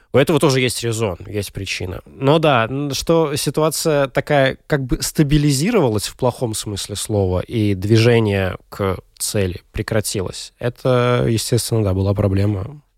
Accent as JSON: {"language": "Russian", "town": "Daugavpils", "region": "Latgale", "country": "Latvia", "tie": "born or raised there", "said": "В моей девятой средней школе в Даугавпилсе училась"}